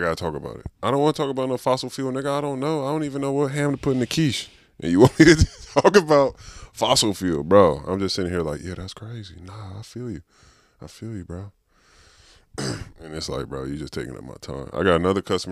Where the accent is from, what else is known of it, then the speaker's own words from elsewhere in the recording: San Francisco, California, United States; I'm really from Hunters Point.